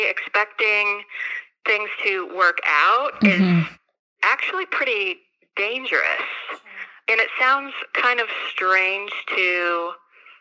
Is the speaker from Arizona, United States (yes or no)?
yes; Arizona, United States; moved away as an adult; now in Kentucky, United States; So I'm from Arizona. I grew up there. I came here in 2005 to go to UK